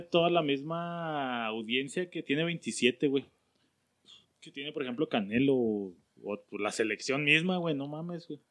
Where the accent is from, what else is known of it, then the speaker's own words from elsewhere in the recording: Mexico; como mexas